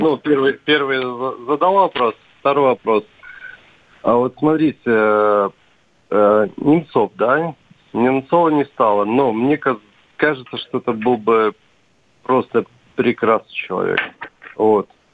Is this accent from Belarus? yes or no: yes; Belarus; now in Khimki, Russia; я сам из Беларуси, но уже живу в Химках и почти гражданин Российской Федерации